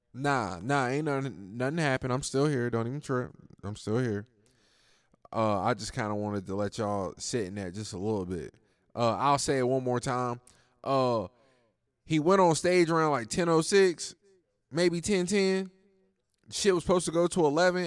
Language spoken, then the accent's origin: English; United States; as an American